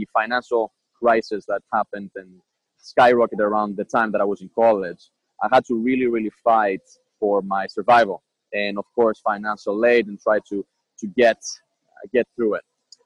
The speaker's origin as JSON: {"language": "English", "town": "Athens", "region": "Attica", "country": "Greece", "tie": "born or raised there", "also_born_or_lived": "Boston, United States", "moved": "as an adult", "lives_now": "United States", "said": "So I am from Athens, Greece. I was born and raised there. I lived there until my 18th year birthday."}